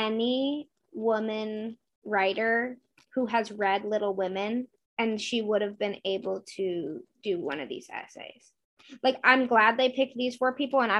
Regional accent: New England, United States; I'm from New England, which I also think has made me always appreciate Louisa May Alcott

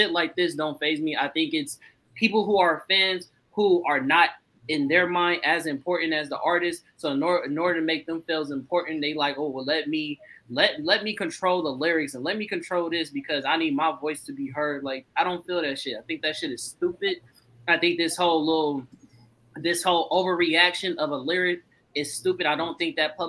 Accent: the Bay Area, California, United States; I come from the Bay

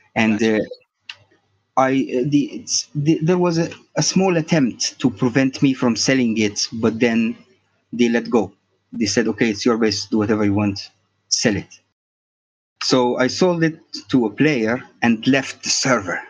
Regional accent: Egypt; also born or lived in Cairo; I'm from Egypt

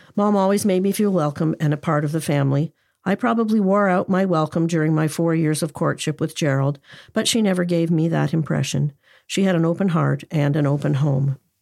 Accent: Cornwall, Ontario, Canada; Cornwall, Ontario, Canada, my hometown.

